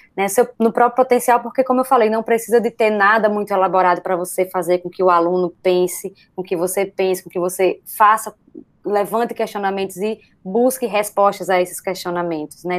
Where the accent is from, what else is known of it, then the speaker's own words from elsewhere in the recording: Brazil; Somos brasileiros